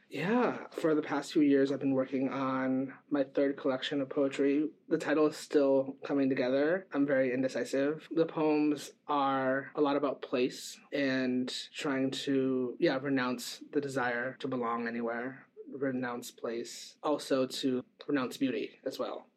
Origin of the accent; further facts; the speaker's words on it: Midwest, United States; now in Bay Area, United States; I grew up in the Midwest